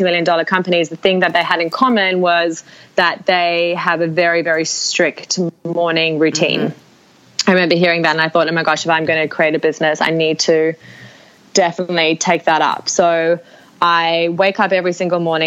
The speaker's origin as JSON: {"language": "English", "country": "Australia", "said": "As Australian women"}